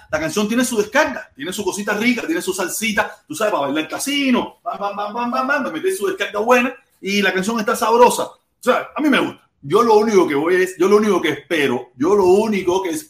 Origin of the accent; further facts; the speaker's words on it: Cuba; Día entre semana soy